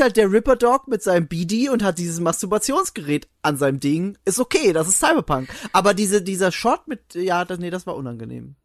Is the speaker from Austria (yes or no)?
yes; Austria; bei uns in Österreich